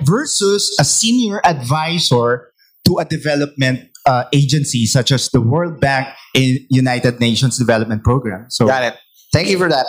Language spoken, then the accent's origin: English; Philippines; as a Filipino startup